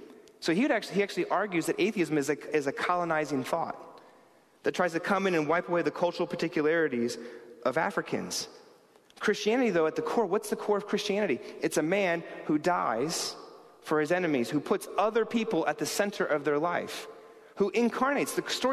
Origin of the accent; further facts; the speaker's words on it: New York City, New York, United States; I grew up here in New York City.